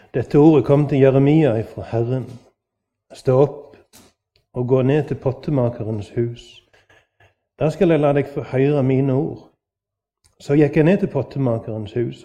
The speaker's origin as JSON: {"language": "Norwegian", "country": "Norway", "tie": "born or raised there", "said": "På min dialekt hjemme på Vatland"}